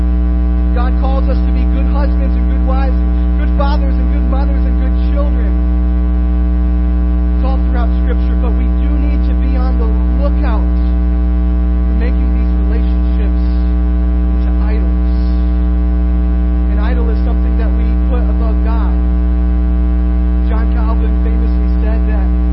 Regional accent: Iowa, United States; when I was growing up in Iowa

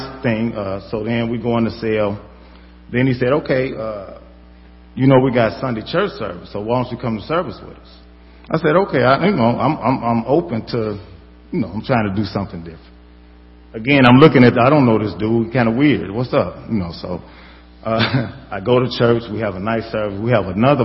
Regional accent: Chicago, Illinois, United States; I'm from the South Side.

